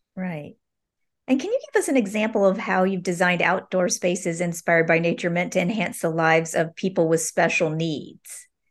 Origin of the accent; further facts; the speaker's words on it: West Palm Beach, Florida, United States; I grew up in West Palm Beach